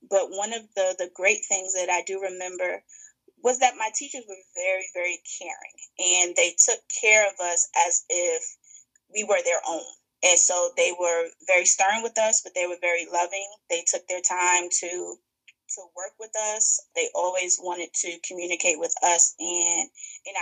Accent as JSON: {"language": "English", "town": "New York City", "region": "New York", "country": "United States", "tie": "born or raised there", "also_born_or_lived": "Maryland", "accent": "Brooklyn", "moved": "as an adult", "lives_now": "Washington, D.C. area, United States", "said": "I'm originally from Brooklyn, New York. So born and raised in New York, and then came to D.C. to go to school, and I've been in the D.C. area ever since."}